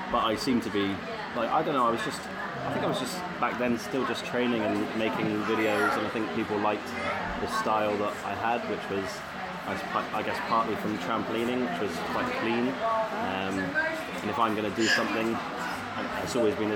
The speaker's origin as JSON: {"language": "English", "town": "Bournemouth", "region": "South West England", "country": "United Kingdom", "said": "I'm from Bournemouth"}